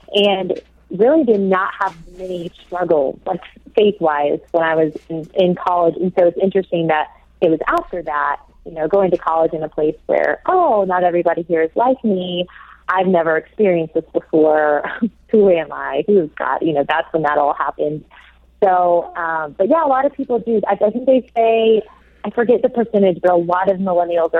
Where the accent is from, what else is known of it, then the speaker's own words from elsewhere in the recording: the South, United States; also born or lived in Oxford, England; I'm from the South and have always kind of lived in the Bible Belt of the U.S., as it's called.